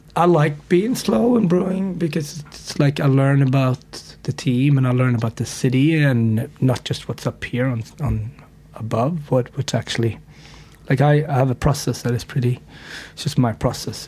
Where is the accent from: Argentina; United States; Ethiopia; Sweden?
Sweden; moved away; I grew up in Sweden